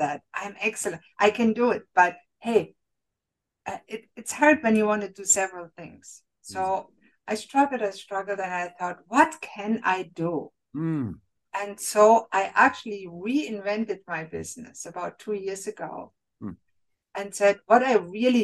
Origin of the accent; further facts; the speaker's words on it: Germany; moved away as an adult; now in Canada; Germany, I was born and raised in Germany